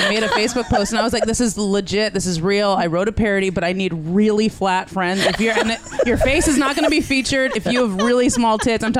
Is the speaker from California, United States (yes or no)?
yes; Northern California, United States; also born or lived in Los Angeles / New York; It's weird because I'm from here. I'm from California, woo-woo. Northern California.